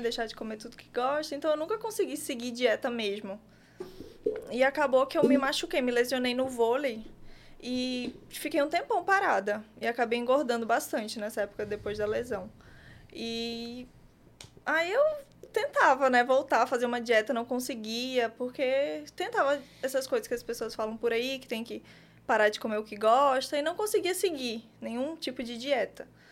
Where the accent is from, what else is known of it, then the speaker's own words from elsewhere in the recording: Paraná, Brazil; accent: mixed Paraíba and southern; also born or lived in Paraíba; now in João Pessoa, Brazil; Eu nasci aqui, na Paraíba, mas morei boa parte da minha vida no sul, por isso esse sotaque meio misturado de Paraíba com com o Sul. A família da minha mãe é de lá, então eu me mudei muito cedo para lá, com 10 anos. Me mudei para o Paraná